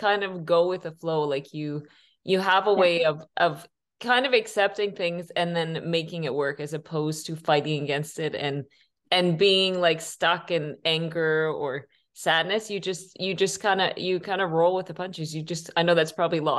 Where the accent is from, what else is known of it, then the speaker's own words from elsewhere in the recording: Canada; I'm from Canada